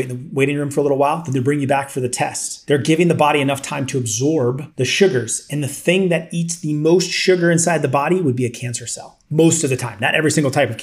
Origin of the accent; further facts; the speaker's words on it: Iowa, United States; as I grew up a kid in Iowa, I worked a lot of construction